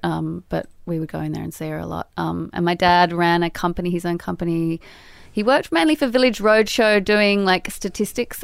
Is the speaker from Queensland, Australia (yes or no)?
no; Sydney, New South Wales, Australia; born or raised there; moved away as an adult